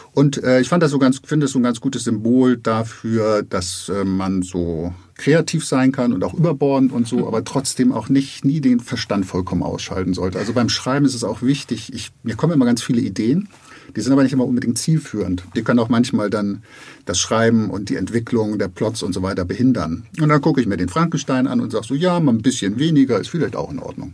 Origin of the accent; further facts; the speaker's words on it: Hamburg, Germany; als Hamburger